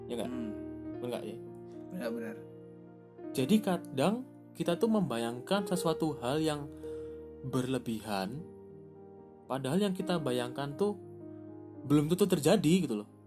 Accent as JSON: {"language": "Indonesian", "region": "Java", "country": "Indonesia", "said": "btw aku juga orang Jawa guys"}